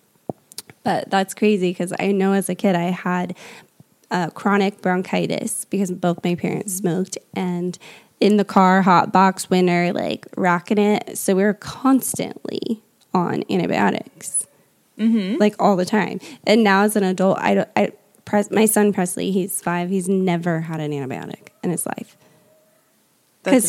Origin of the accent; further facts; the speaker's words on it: Indiana, United States; moved away as an adult; also born or lived in California; I'm from Indiana. Like I literally was probably smoked out with like Roundup because I'm surrounded by farm where I grew up